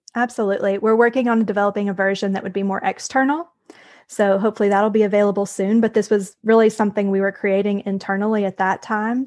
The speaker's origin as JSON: {"language": "English", "region": "Tennessee", "country": "United States", "also_born_or_lived": "Brownsville, Texas / Harlingen, Texas", "moved": "as an adult", "said": "I'm originally from Tennessee. So we moved back to Tennessee about five years ago"}